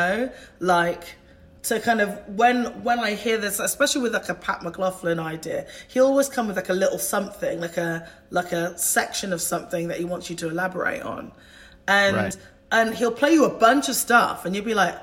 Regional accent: United Kingdom; I am British

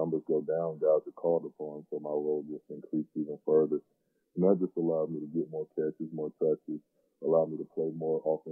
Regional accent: Suwanee, Georgia, United States; moved away; I grew up in Atlanta

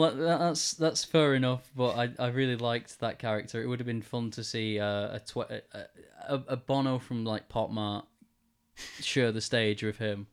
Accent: Wigan, North West England, United Kingdom; in the middle of, of, of Wigan in my hometown

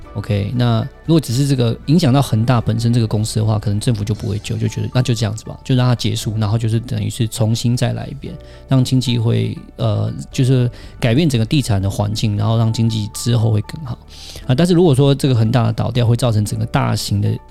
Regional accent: Taiwan; 我们台湾这边

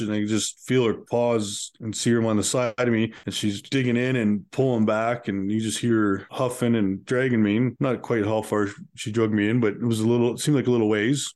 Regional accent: Calgary, Alberta, Canada; I grew up in uh, Calgary, Alberta

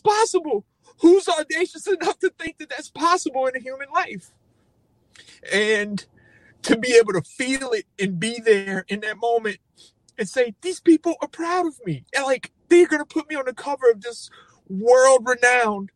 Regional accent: Cajun, Louisiana, United States; as a Cajun

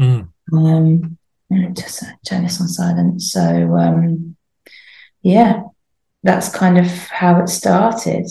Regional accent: Poole, South West England, United Kingdom; also born or lived in Hereford; I grew up in Poole in Dorset, very beautiful harbour

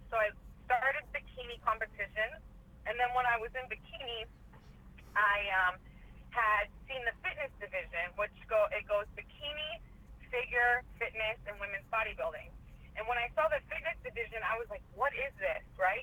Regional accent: Cleveland, Ohio, United States; moved away as an adult; also born or lived in Orlando, Florida; now in Boca Raton, United States; I'm originally born and raised Cleveland, Ohio

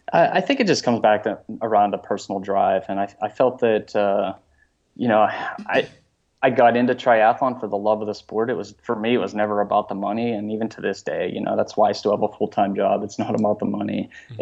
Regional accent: Pittsburgh, Pennsylvania, United States; born and raised in Pittsburgh, uh, huge Pittsburgh sports fan

